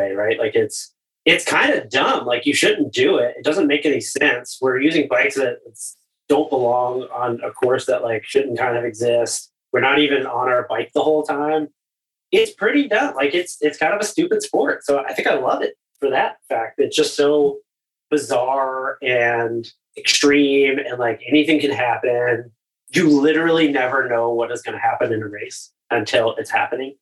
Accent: Florida, United States; I'm from Florida, so there's not a ton of cross racing or cross culture there

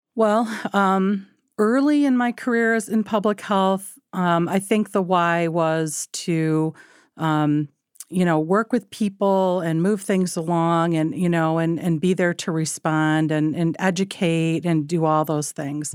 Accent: Michigan, United States; I was born in Michigan, grew up in Michigan, uh, came from rural Michigan

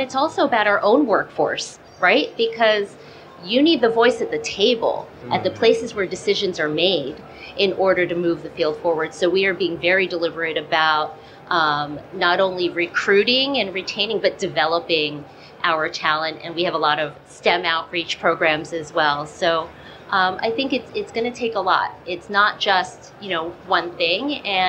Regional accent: New Jersey, United States; Because I grew up in Jersey.

